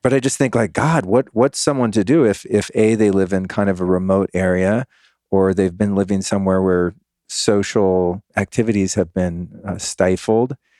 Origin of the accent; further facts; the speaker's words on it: California, United States; moved away as an adult; now in Texas, United States; I'm an old school Californian liberal at heart